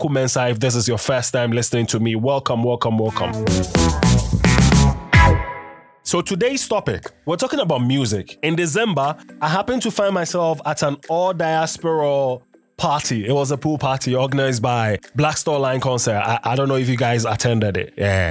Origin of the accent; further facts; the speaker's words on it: Ghana; I'm Ghanaian.